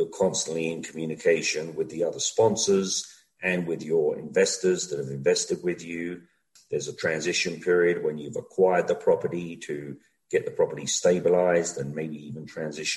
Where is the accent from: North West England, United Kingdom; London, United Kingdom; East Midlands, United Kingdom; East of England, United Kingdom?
London, United Kingdom; moved away as an adult; also born or lived in Los Angeles, United States; now in Denver, United States; I'm from London, England.